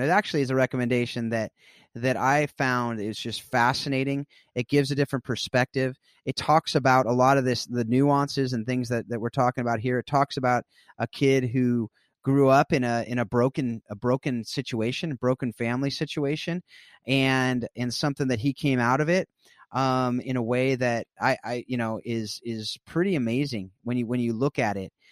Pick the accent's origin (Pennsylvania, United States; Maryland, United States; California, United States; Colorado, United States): California, United States; South Orange County; I grew up in South Orange County, California.